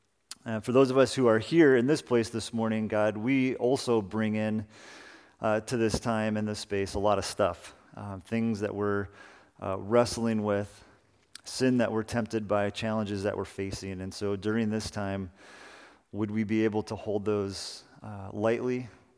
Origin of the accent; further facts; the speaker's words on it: Salinas, California, United States; I want us to begin this morning in the backyard of the house that I grew up in Salinas.